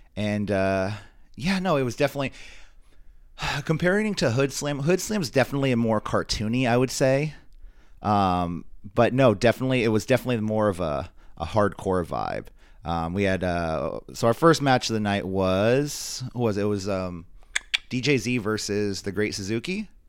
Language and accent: English; San Francisco Bay Area, Northern California, United States; we come from the Northern California, San Francisco Bay Area